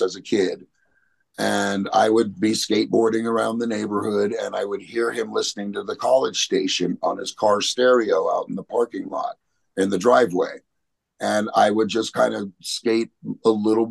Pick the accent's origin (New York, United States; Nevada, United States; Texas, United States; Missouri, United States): Nevada, United States; Las Vegas; growing up in Vegas, you know, it was a dangerous place to be a punk back then.